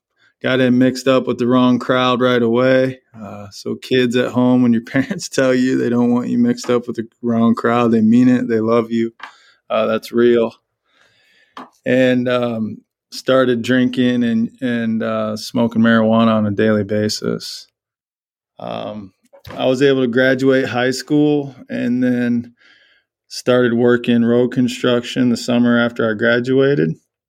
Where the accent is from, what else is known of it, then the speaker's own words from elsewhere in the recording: Burlington, Iowa, United States; now in Waverly, United States; So, yeah, born in Iowa City, and then I always say that I grew up in Burlington, Iowa.